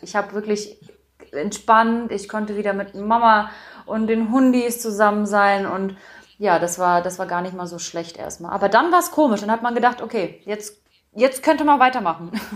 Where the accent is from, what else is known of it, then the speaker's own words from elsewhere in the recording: Saxony-Anhalt, Germany; also born or lived in Berlin / North Rhine-Westphalia; dann mein Hauptwohnsitz, wo ich aufgewachsen bin, wo ich auch dann angefangen habe, nach Berlin jedes Mal zu pendeln, war Sachsen-Anhalt